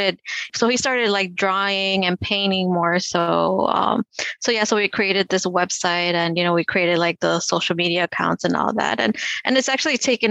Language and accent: English; Chicago, Illinois, United States; I grew up here in Chicago